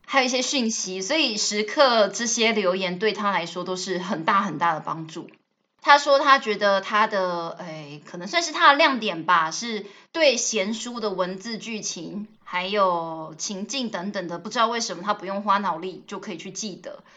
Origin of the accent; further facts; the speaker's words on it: Taiwan; first language Taiwanese Hokkien; Chinese is a second language; 我一开始只会讲台语，所以我的母语算是台语